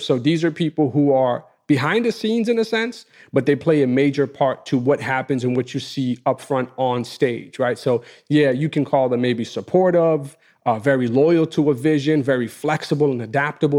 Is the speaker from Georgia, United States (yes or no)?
no; New York City, New York, United States; my block where I grew up in Queens